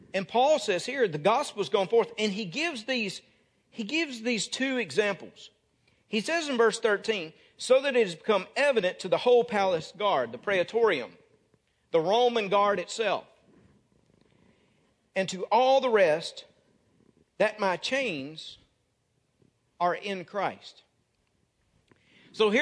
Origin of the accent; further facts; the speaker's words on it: North Mississippi, United States; moved away; I came from Birmingham Ridge Baptist Church in North Mississippi